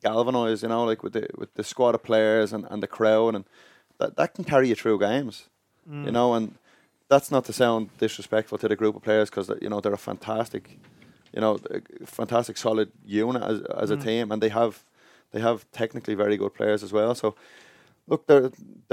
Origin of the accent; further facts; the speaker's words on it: Dublin, Leinster, Ireland; I grew up in Inchicore, you know, up in CIE work